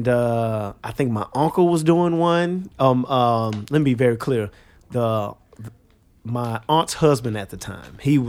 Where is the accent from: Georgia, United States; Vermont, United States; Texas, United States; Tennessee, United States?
Texas, United States; Houston; moved away as an adult; now in New York City, United States; born and raised in Houston, Texas